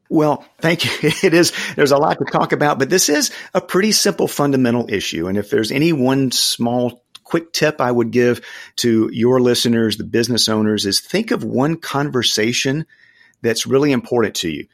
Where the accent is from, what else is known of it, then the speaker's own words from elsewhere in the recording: the South, United States; I grew up in the South